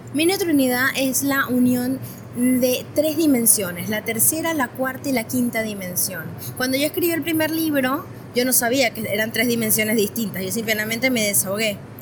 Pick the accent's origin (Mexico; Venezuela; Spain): Venezuela; moved away as an adult; also born or lived in Caracas / Buenos Aires Province, Argentina; now in Argentina; yo soy de Venezuela